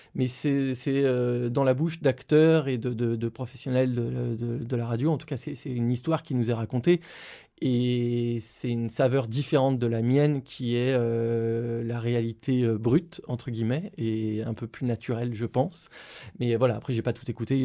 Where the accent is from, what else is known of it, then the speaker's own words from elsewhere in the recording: Lyon, Auvergne-Rhône-Alpes, France; je suis originaire de Lyon